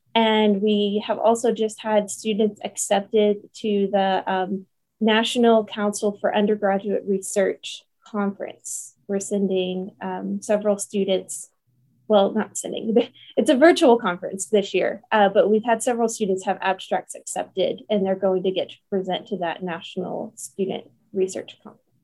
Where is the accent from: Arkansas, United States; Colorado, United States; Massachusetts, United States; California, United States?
Arkansas, United States; Paragould; moved away as an adult; now in Jonesboro, United States; I am from Paragould, Arkansas, originally, but I moved to Jonesboro for my uh, undergraduate degree